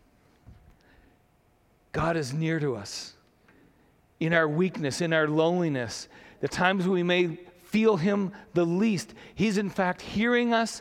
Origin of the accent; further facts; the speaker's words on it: Saint John, New Brunswick, Canada; growing up in St. John